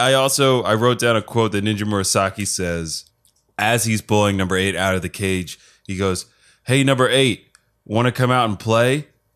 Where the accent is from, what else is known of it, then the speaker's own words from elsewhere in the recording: United Kingdom; Hello, I'm British, ….